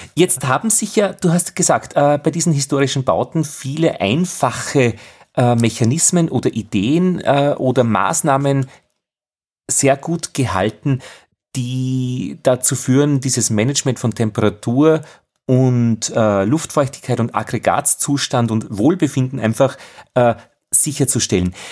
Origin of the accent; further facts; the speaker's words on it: Altheim, Upper Austria, Austria; in meiner Heimatgemeinde in Oberösterreich im Innviertel berichtet, in es Altheim